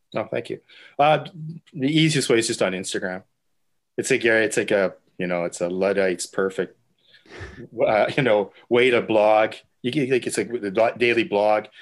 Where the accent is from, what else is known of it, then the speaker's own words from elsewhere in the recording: Winnipeg, Manitoba, Canada; now in Halifax, Canada; my father was actually a deacon when I was growing up in the Ukrainian Catholic Church in Winnipeg